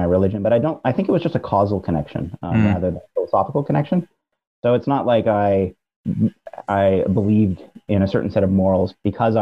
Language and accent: English; Brampton, Ontario, Canada; I grew up in Brampton, which is about 40 minute drive northwest of Toronto. I'm Canadian.